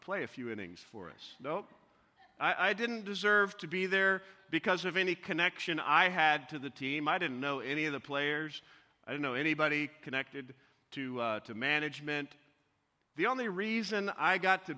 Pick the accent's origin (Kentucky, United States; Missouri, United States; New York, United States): Missouri, United States; as a young boy growing up in Missouri